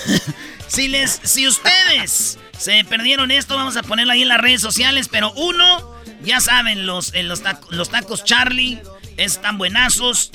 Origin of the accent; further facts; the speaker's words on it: Michoacán, Mexico; yo soy de Michoacán